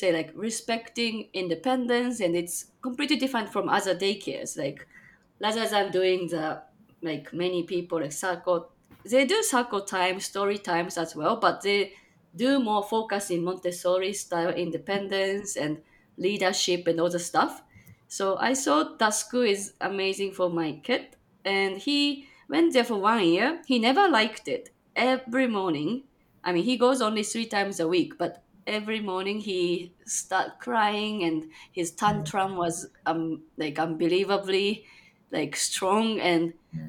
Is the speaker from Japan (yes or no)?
yes; Japan; also born or lived in Chicagoland, Illinois, United States; now in Chicago, United States; I'm from Japan, but currently living in Chicagoland, Illinois, USA